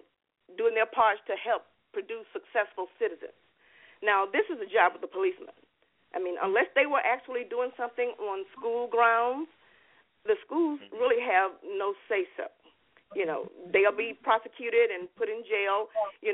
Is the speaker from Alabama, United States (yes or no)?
yes; Alabama, United States; now in Florida, United States; I'm from Alabama also